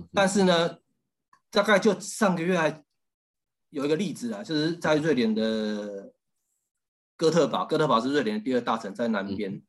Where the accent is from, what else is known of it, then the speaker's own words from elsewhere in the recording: Taiwan; moved away as an adult; now in Stockholm, Sweden; 从小在台湾旅行